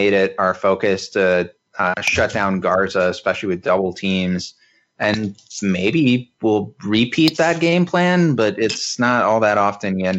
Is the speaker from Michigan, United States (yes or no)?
yes; Michigan, United States; my tiny, tiny hometown in Michigan